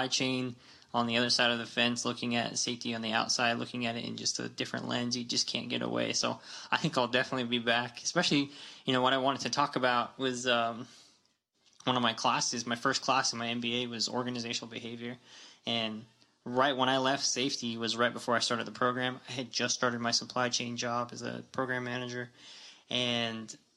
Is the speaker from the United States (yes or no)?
yes; Tuba City, Arizona, United States; Born and raised Arizona, Tuba City specifically